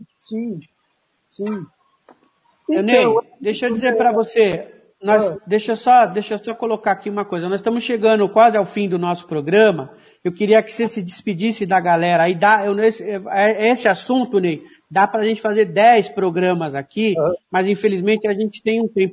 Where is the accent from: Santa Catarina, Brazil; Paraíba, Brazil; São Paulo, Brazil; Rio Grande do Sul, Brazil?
São Paulo, Brazil; also born or lived in Paraná; Eu sou da periferia, nasci, nasci no Paraná, mas passei a minha infância, a minha juventude toda em Guaianazes